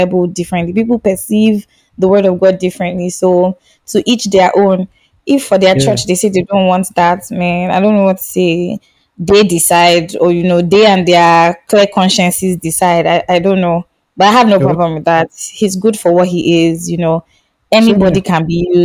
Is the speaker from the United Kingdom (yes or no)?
no; eastern Nigeria, Nigeria; now in Lagos, Nigeria; I was in the East for a long time, and I'm from the East of Nigeria